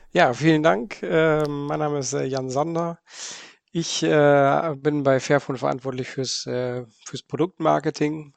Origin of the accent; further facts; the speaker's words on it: Bremen, Germany; moved away as an adult; now in Netherlands; Ich Komme ursprünglich aus, äh, aus Bremen, bin aber jetzt schon 20 Jahre lang in, äh, in den Niederlanden